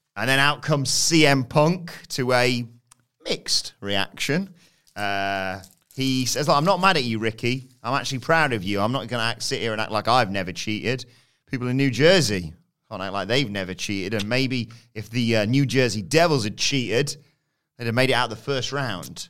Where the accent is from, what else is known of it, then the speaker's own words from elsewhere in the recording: United Kingdom; as British fans